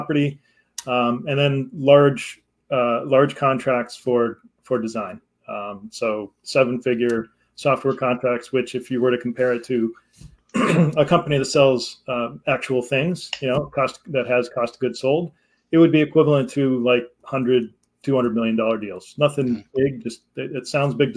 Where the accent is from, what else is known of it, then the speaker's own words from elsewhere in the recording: Connecticut, United States; now in Massachusetts, United States; I grew up in Connecticut, which is only 2 hours from Massachusetts